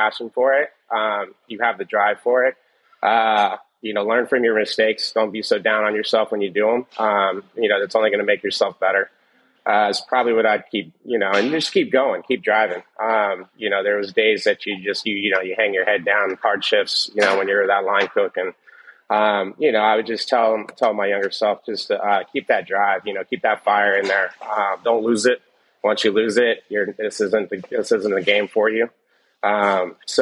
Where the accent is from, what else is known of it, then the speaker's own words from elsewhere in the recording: New York, United States; I was from New York